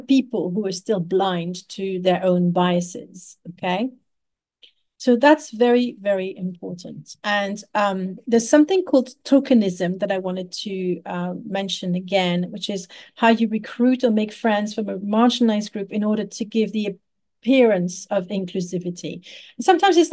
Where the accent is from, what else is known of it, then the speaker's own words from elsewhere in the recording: Paris, Île-de-France, France; I grew up in Paris